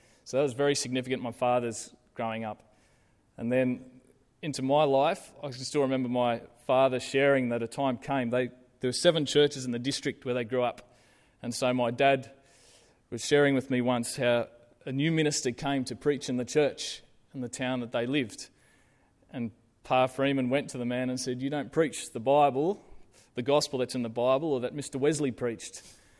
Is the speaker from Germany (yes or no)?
no; South Africa; So before I was born, they jumped on a ship from Victoria and headed over to South Africa. And so I grew up in South Africa.